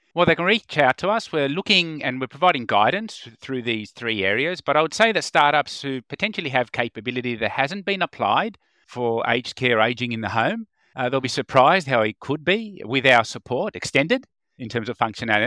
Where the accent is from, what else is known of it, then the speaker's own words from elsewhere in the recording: Sydney, New South Wales, Australia; right here in my hometown in Sydney, in Australia